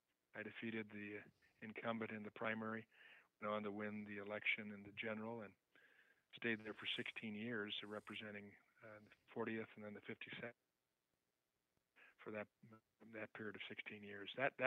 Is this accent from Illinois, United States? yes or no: yes; Chicago, Illinois, United States; Well, growing up in the South Side, inner city type life, spending most of my time in and around Chicago, my education for the most part in and around Chicago.